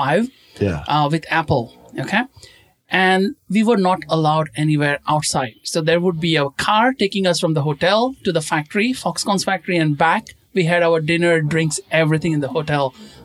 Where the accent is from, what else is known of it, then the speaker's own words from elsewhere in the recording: Goa, India; moved away as an adult; now in Shanghai, China; my hometown in India.